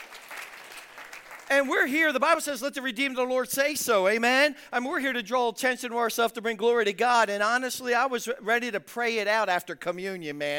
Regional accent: Philadelphia, Pennsylvania, United States; I'm from South Philadelphia. I mean, not West Philadelphia, where I was born and raised, but I'm from South Philadelphia.

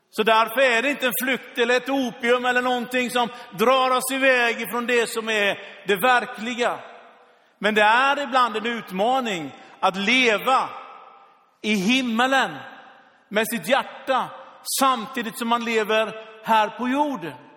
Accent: Sweden; som svensk

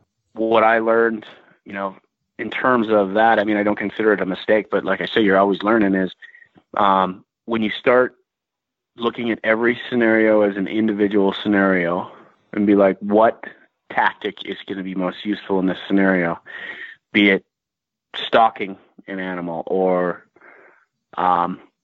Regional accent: Midwest, United States; moved away as an adult; now in Montana, United States; I'm from the Midwest

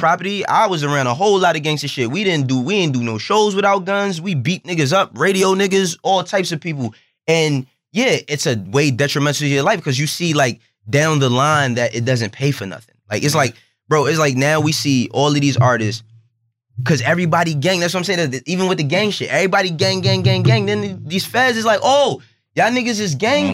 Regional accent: New York, United States; I, am born and raised in New York.

